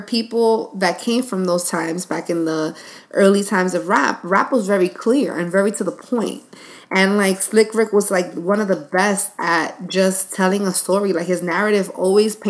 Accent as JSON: {"language": "English", "town": "New York City", "region": "New York", "country": "United States", "tie": "born or raised there", "said": "my childhood when I was growing up in the Bronx"}